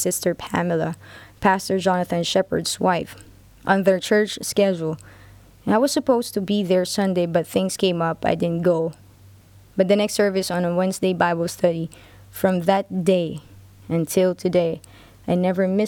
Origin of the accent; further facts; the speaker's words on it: Philippines; Born and raised in the Philippines, second to the eldest of 5